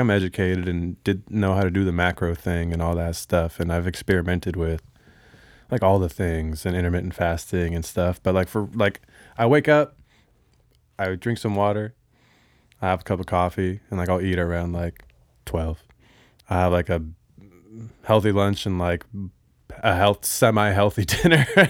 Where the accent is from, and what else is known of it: Bellevue, Washington, United States; born or raised there; also born or lived in Honolulu, Hawaii